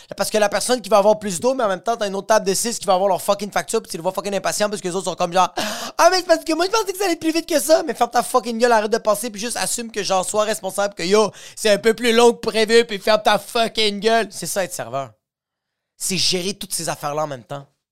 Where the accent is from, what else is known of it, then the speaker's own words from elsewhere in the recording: Quebec, Canada; je suis québécois